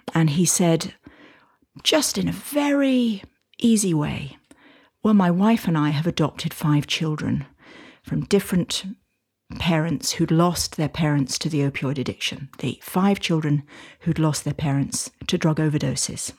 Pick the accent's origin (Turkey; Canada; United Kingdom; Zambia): United Kingdom; now in United States; I now live in the States, although you can probably tell from my accent that I'm from the U K